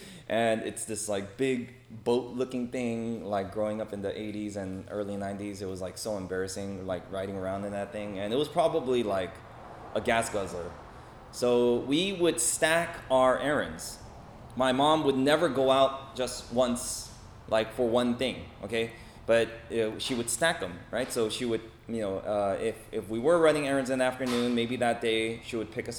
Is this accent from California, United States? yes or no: yes; Los Angeles, California, United States; also born or lived in South Korea; So I grew up in Echo Park, Los Angeles. I was born in Korea. I came to LA when I was 5 years old with my family, and we grew up in Echo Park, which is a very urban part of Los Angeles, a very urban neighborhood.